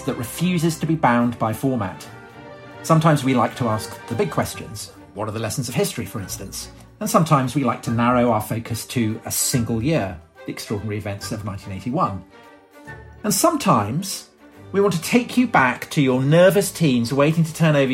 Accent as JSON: {"language": "English", "country": "United Kingdom", "said": "we're both British"}